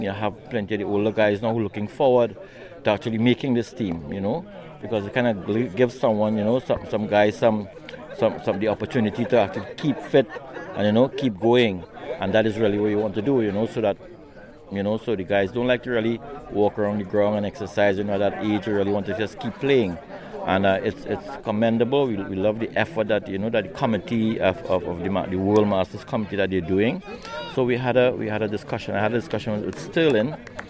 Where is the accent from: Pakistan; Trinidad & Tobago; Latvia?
Trinidad & Tobago; central Trinidad; So I played all my life in central Trinidad. That's where I'm from.